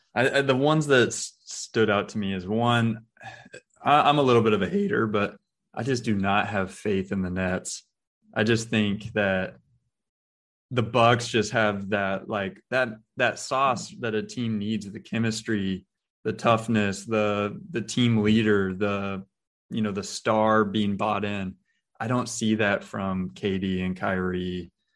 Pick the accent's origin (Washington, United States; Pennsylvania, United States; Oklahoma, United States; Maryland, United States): Washington, United States; I'm from Washington State